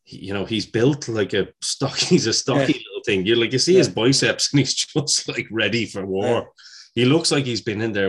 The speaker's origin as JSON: {"language": "English", "country": "Ireland", "said": "as an Irishman, it was great to see him."}